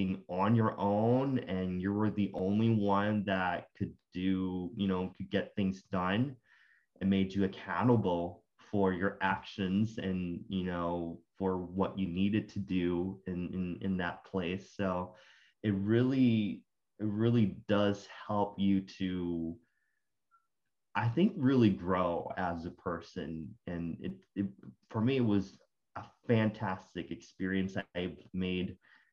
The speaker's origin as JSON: {"language": "English", "country": "Puerto Rico", "tie": "born or raised there", "first_language": "Spanish", "second_language": "English", "moved": "as an adult", "lives_now": "Norfolk, United States", "said": "I am from Puerto Rico. I was born and raised there"}